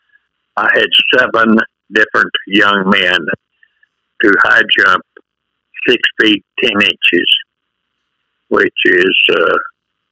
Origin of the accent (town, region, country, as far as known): Borger, Texas, United States; born or raised there; moved away as an adult; also born or lived in Sweetwater, Texas; now in El Paso, United States